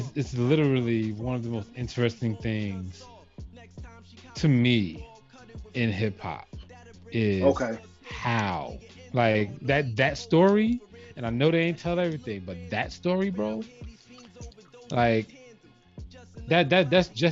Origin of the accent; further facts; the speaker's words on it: United States; I'm American